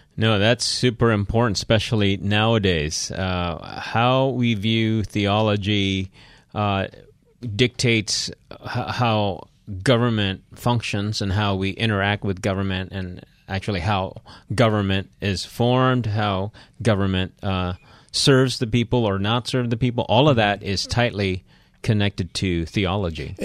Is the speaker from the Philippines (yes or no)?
yes; Philippines; So, I'm Filipino here.